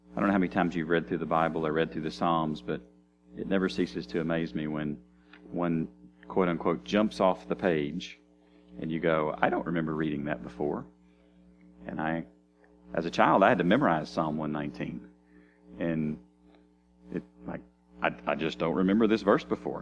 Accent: United States; I'm an American

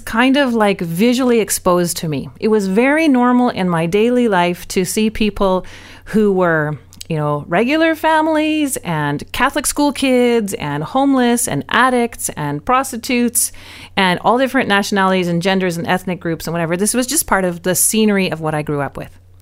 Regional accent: Vancouver, British Columbia, Canada; now in Abbotsford, Canada; I grew up mostly in North Fan, but my life was in Vancouver

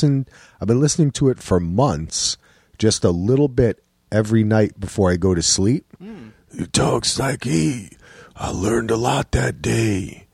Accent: New Jersey, United States; moved away; I'm from New Jersey.

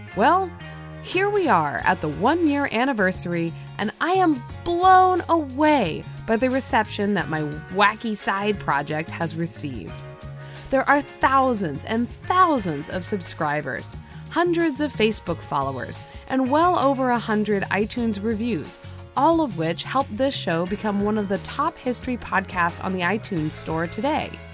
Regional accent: California, United States; my very own hometown here in California

